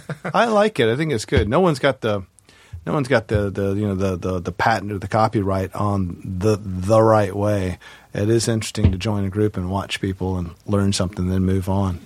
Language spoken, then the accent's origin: English; the South, United States; I'm from the South, and I actually don't know the vocabulary of all that stuff.